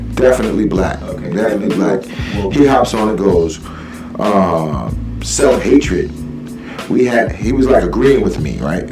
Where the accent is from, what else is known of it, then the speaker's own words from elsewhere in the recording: New York City, New York, United States; I'm from South Jamaica